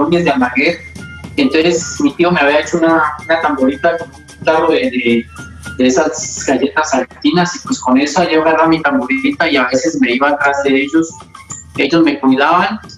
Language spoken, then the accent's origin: Spanish; Popayán, Cauca, Colombia; Eh, yo nací aquí en Popayán eh, el 11 de abril del 64 en el barrio El Empedrado un barrio pues bien tradicional de acá de la ciudad.